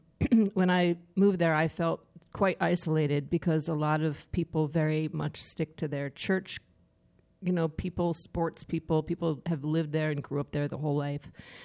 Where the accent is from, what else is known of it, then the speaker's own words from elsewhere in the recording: Staten Island, New York, United States; Yes, I'm from Staten Island, by the way.